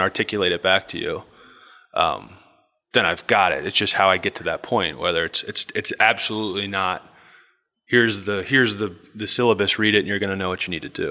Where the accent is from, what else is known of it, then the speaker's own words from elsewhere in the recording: Bel Air, Maryland, United States; I grew up in Bel Air, Maryland.